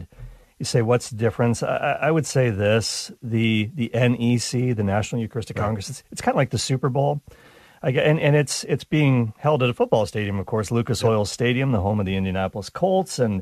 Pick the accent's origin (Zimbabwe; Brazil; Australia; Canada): Canada; being Canadian